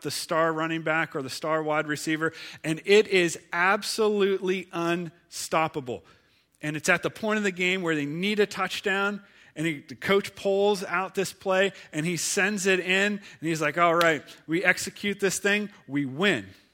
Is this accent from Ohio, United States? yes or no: yes; Ohio, United States; now in Pittsburgh, United States; I'm from Ohio